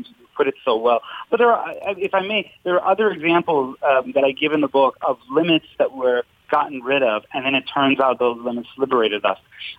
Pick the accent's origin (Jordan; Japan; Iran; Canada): Iran; now in United States; when I came to the United States, I come from Iran, and I just thought all religion must mean kind of this theocratic oppression that I had left behind.